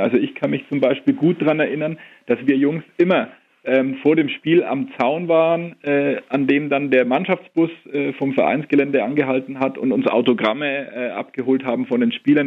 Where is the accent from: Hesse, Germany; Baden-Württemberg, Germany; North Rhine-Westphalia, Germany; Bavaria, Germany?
Bavaria, Germany; Nuremberg; Ich bin in Nürnberg geboren und aufgewachsen